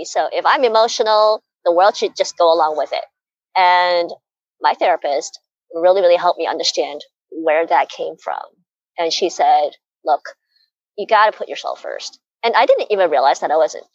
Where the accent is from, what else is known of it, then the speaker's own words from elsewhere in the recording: United States; I was brought up in a culture, I'm Chinese American